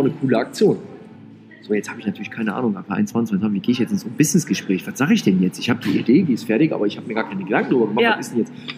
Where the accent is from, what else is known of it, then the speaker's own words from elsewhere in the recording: Rhineland, Germany; ich bin ja Rheinländer